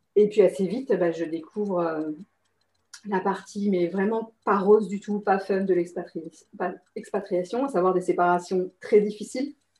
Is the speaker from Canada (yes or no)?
no; France; moved away as an adult; also born or lived in Singapore; je suis française, mais j'étais à l'étranger en fait